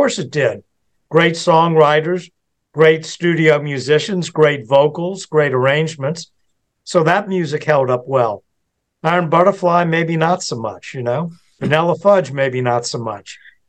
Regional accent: United Kingdom; I know for me, being British, that was cool to me.

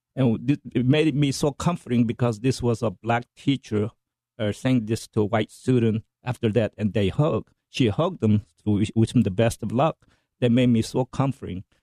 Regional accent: South Korea; now in United States; i'm american first and korean second

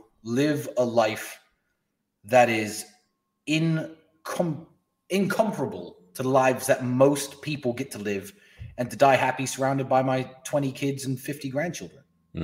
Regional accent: England, United Kingdom; my friend, I'm from England.

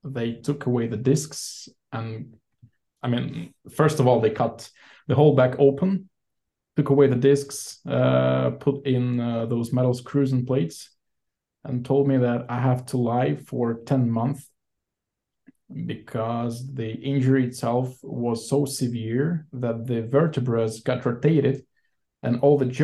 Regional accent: Saint Petersburg, Russia; moved away as an adult; also born or lived in Sweden; now in Israel; Born and raised in St. Petersburg, Russia, back in 1988.

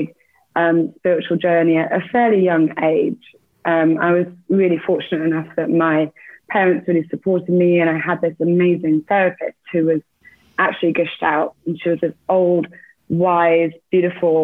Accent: England, United Kingdom; moved away; also born or lived in Bournemouth; I'm English. So I grew up in the UK.

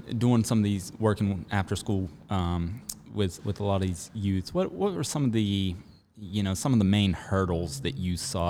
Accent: north of Pittsburgh, Pennsylvania, United States; now in Charlotte, United States; I'm up north and from north of Pittsburgh.

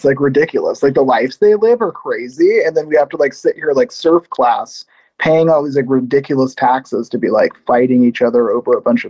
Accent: San Francisco Bay Area, California, United States; also born or lived in Sacramento; now in Austin, United States; I'm from the Bay Area.

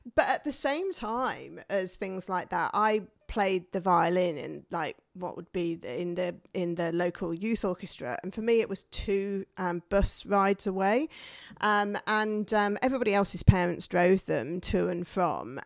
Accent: the north of England, United Kingdom; moved away as an adult; came from a mining village in the north of England

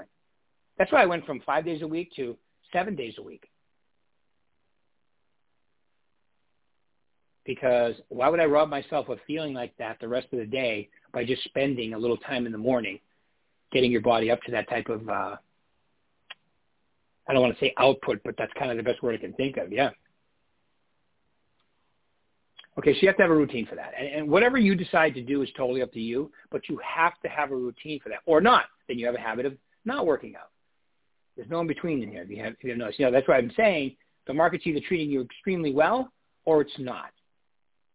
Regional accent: Northeast, United States; I'm from the Northeast

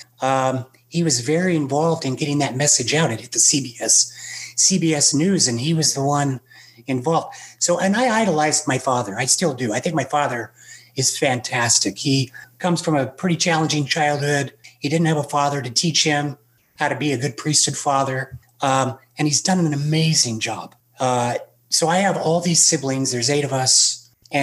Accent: Salt Lake City, Utah, United States; I grew up in Salt Lake City

